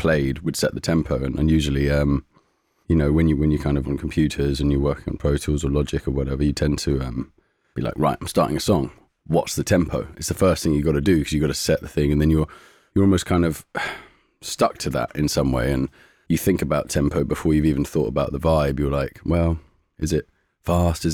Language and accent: English; London, United Kingdom; we grew up in Shepherd's Bush, just up on the Goldhawk Road, opposite Townhouse Studios